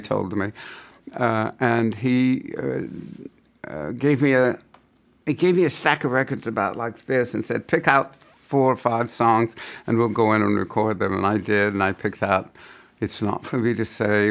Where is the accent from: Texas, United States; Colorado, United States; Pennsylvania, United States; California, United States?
California, United States; San Francisco; I come from San Francisco